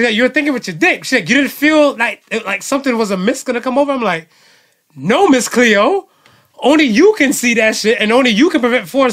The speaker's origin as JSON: {"language": "English", "country": "United States"}